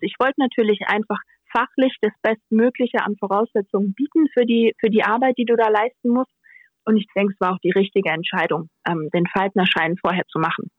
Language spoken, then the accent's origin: German; Rhineland-Palatinate, Germany; als echte Pfälzerin